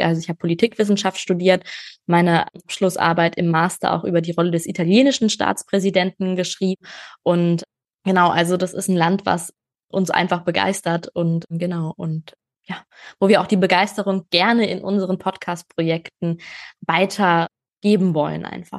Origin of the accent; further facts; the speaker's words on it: Germany; first language German; bei uns in Deutschland